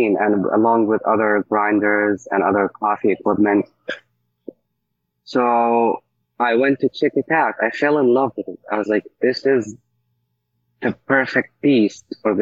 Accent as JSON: {"language": "English", "town": "Damascus", "region": "Damascus Governorate", "country": "Syria", "also_born_or_lived": "Egypt / San Francisco", "moved": "as an adult", "lives_now": "Pittsburgh, United States", "said": "I'm from Syria, specifically Damascus."}